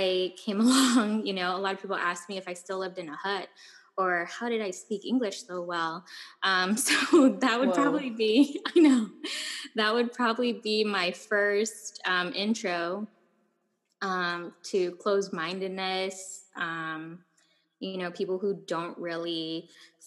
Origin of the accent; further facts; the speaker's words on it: Guam; moved away; also born or lived in Ojai, California; growing up in Guam